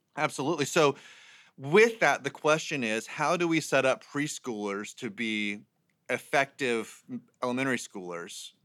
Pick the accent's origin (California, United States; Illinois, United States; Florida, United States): Florida, United States; Jacksonville; moved away; also born or lived in Raleigh, North Carolina; I'm originally from Jacksonville, Florida